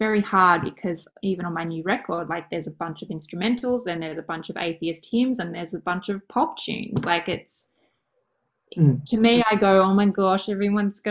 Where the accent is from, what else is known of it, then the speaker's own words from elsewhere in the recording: Mornington Peninsula, Victoria, Australia; I grew up on the Mornington Peninsula, actually, in a place called Sunhill.